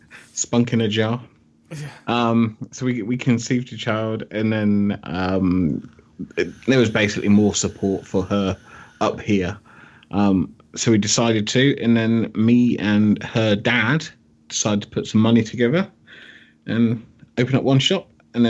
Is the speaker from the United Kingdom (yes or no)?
yes; Dorset, South West England, United Kingdom; moved away as an adult; now in Scotland; Dorset, right on the south coast.